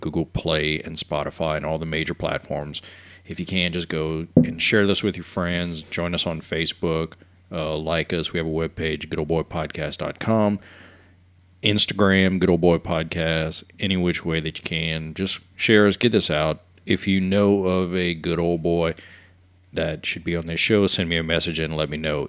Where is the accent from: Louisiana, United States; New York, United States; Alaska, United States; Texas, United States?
Louisiana, United States; Cut Off; I grew up in Cutoff near Grand Island